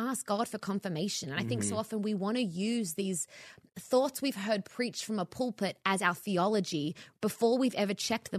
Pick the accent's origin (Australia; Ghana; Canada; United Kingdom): Australia; now in Los Angeles, United States; I moved to LA from Australia to be in ministry, not media.